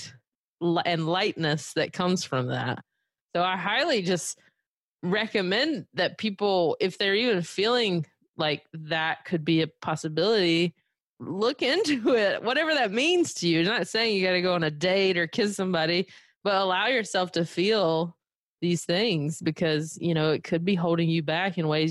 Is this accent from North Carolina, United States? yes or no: yes; Belmont, North Carolina, United States; moved away as an adult; now in Los Angeles, United States; I never feel out of place in my hometown because, I'm fifth generation Belmont, which is where I'm from